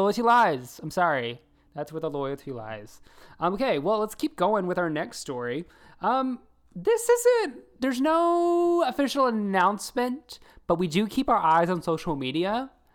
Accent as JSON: {"language": "English", "region": "the South", "country": "United States", "said": "I'm from the South too"}